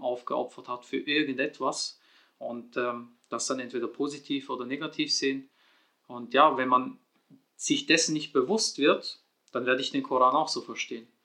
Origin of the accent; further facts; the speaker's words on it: Switzerland; in der Schweiz geboren und aufgewachsen